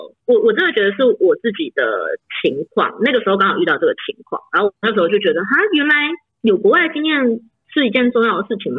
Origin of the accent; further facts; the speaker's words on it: Chiayi, Taiwan; 如果我就钱就花完，那我可能在嘉义，我是嘉义人，就是那我就在嘉义，就是当我爸妈的名虫，这样当一年，就是跟爸妈一起陪一年。